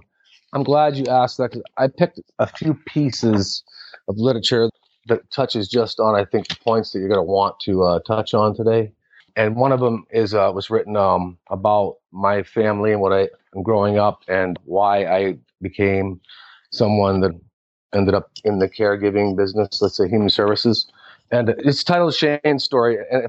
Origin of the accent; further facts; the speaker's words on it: Manhattan, New York, United States; born there; also born or lived in Florida; Well, I traveled a little bit in my younger years. I was actually born in Manhattan, New York. And my mother and father ended up moving to Florida until I was about three.